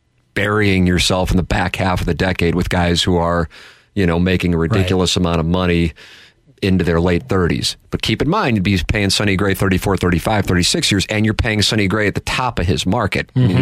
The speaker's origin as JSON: {"language": "English", "town": "St. Louis", "region": "Missouri", "country": "United States", "tie": "born or raised there", "said": "growing up in South St. Louis, it was fun in the 1980s"}